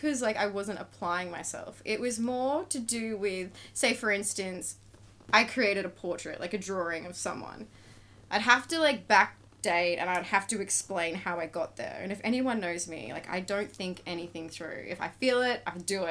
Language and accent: English; Beaudesert, Queensland, Australia; now in Gold Coast, Australia; I grew up in Bow Desert. I like to call it beautiful desert